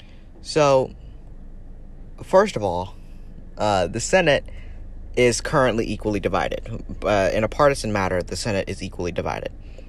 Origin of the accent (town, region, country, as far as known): United States